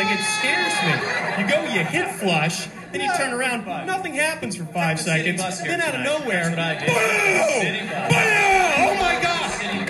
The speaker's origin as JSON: {"language": "English", "region": "South Carolina", "country": "United States", "tie": "born or raised there", "said": "Reminding my childhood. Growing up in South Carolina."}